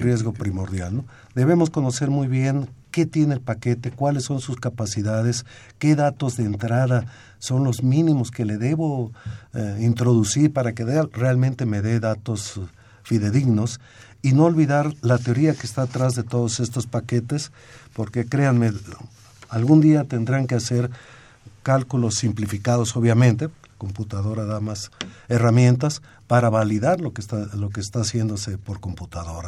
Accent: Mexico; nosotros como mexicanos

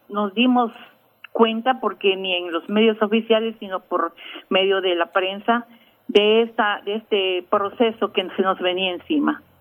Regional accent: Campeche, Mexico; yo soy nativa y vecina del barrio de Santa Lucía. En, Campeche tenemos cinco barrios tradicionales, uno de ellos es Santa Lucía. Yo aquí nací y aquí sigo viviendo orgullosamente campechana

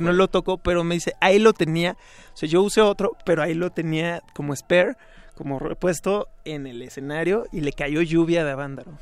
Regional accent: Mexico City, Mexico; Toda mi niñez, sí. Bueno, en realidad siempre he vivido en la Ciudad de México. Y bueno, crecí aquí en la del Valle

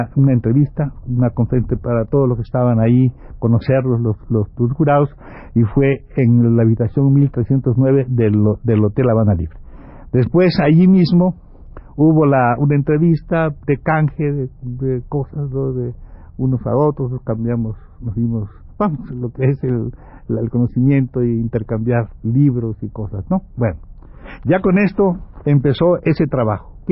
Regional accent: Mexico; entonces éramos un compañero cubano, un compañero eh, este, ecuatoriano, un chicano y yo, que creo que soy mexicano.

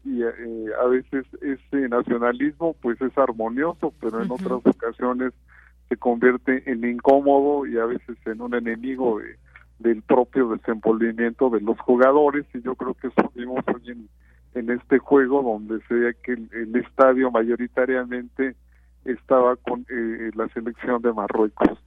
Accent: Mexico

